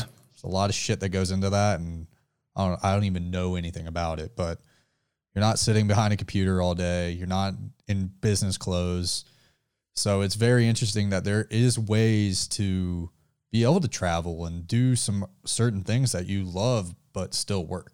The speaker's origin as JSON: {"language": "English", "region": "the South", "country": "United States", "said": "We are from the South"}